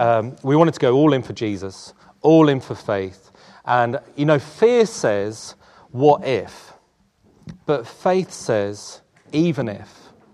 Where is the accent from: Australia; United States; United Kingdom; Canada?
United Kingdom; London; also born or lived in South Africa / Tolworth; I was born in South Africa, and my mum and I moved to Tooting when I was about four. And, uh, we grew up, grew up in this part of London, uh, before moving just down the A three to Tolworth